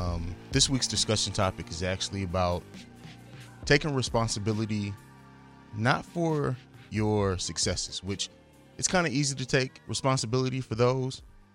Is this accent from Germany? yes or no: yes; Germany; Someone that I grew up with in Germany, Dwayne, died as well.